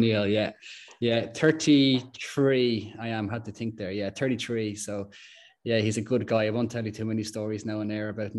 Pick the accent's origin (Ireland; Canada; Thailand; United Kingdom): Ireland; Dunshaughlin, Leinster; I'm originally from Dunshaughlin, born and bred, played football here throughout the years. I'm a Dunshaughlin man through and through at this stage.